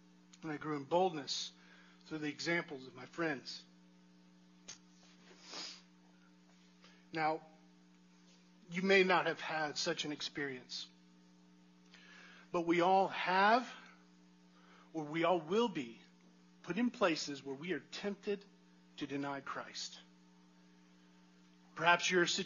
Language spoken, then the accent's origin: English; United States; I'm an American